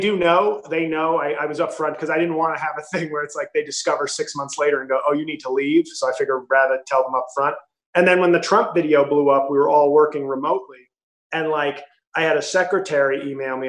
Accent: New York City, New York, United States; moved away as an adult; now in New Jersey, United States; I'm from New York City, but I now live in Jersey

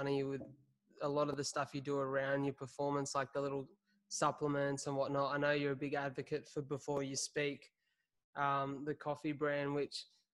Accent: Wollongong, New South Wales, Australia; my hometown of Wollongong

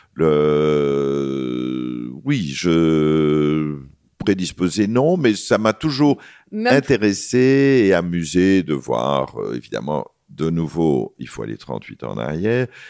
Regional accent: Belgium; pour nous, en tant que Belges

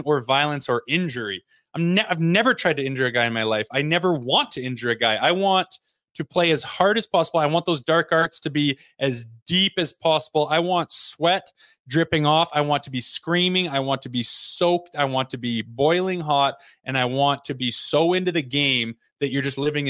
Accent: Olds, Alberta, Canada; I was from Olds, Alberta

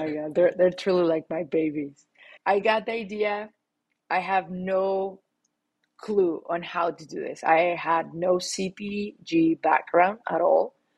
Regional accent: Mexico City, Mexico; accent: Latin; English is a second language; moved away as an adult; now in United States; I'm born and raised in Mexico City. I recently moved to the US

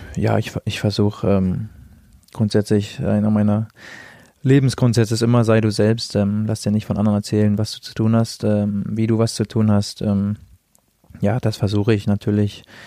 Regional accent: the North, Northern Germany, Germany; now in Nuremberg, Germany; ich komme ja aus dem Norden, da spricht man nicht so viel über Gefühle

